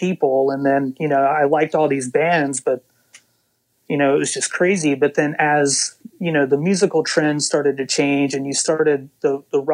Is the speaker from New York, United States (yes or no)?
no; Waynesboro, Mississippi, United States; also born or lived in Hattiesburg, Mississippi; I grew up in Waynesboro, Mississippi, which is a really small place.